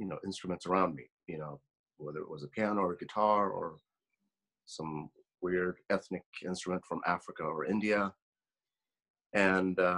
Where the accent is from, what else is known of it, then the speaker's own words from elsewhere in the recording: Sweden; moved away; I grew up in Sweden in a semi-small town